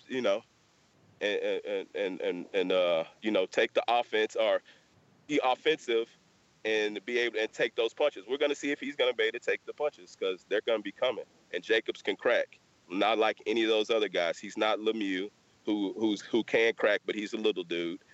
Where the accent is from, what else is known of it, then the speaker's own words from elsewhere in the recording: Texas, United States; we're from Texas.